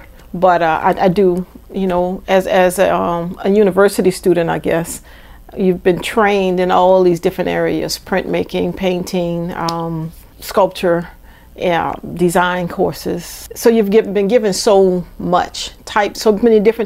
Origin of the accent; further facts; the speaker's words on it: New Orleans, Louisiana, United States; also born or lived in Georgia; I'm from New Orleans. I've lived in different areas of New Orleans